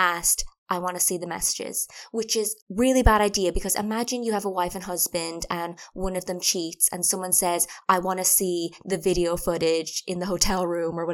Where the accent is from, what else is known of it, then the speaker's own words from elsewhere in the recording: Ireland; moved away as an adult; now in England; we're from Ireland, we moved to England